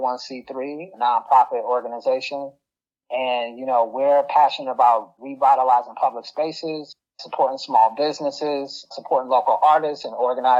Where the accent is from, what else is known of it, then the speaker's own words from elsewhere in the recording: Chicago, Illinois, United States; moved away as an adult; now in Lansing, United States; I grew up in Chicago, and I moved to Lansing about 11 or 12 years ago